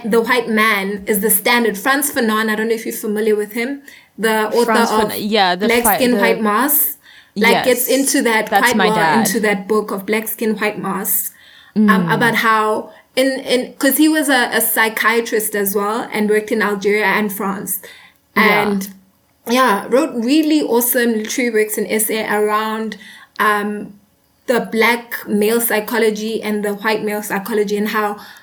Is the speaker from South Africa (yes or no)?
yes; South Africa; I am a South African. I live in South Africa, right?